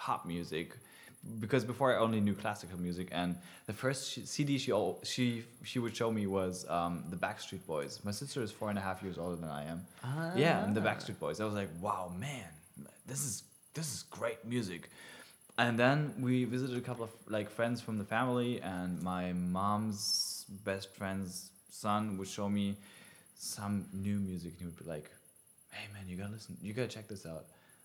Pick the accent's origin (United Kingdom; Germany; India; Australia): Germany; Southern Germany; now in Berlin, Germany; I am from somewhere southern Germany.